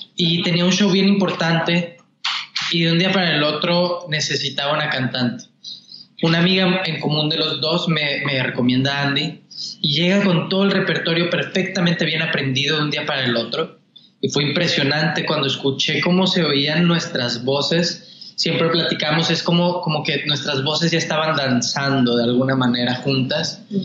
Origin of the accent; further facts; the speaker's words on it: Mexico; now in Los Angeles, United States; así como decimos los mexicanos